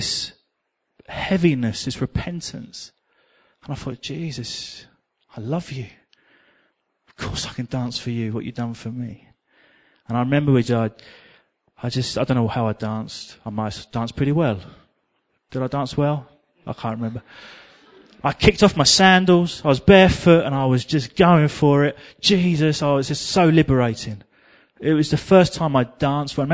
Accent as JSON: {"language": "English", "region": "England", "country": "United Kingdom", "said": "me and my English friend, we were over here. Oh, well, this isn't for us. We're English"}